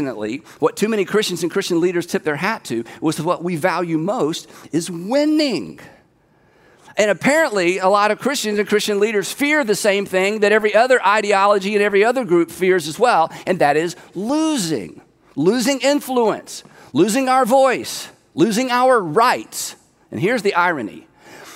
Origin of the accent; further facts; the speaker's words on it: United States; I'm an American